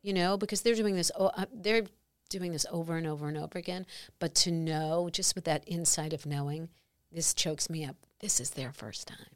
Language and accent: English; New York, United States; I'm a New Yorker